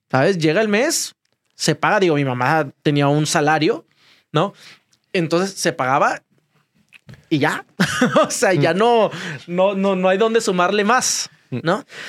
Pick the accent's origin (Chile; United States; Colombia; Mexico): Mexico; Ciudad Victoria, Tamaulipas; moved away; Yo fui paqueterito cuando era chiquito en Ciudad Victoria.